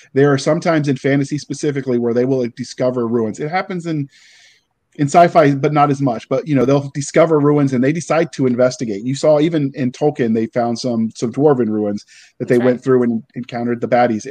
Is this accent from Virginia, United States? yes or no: yes; Virginia, United States; I grew up in Virginia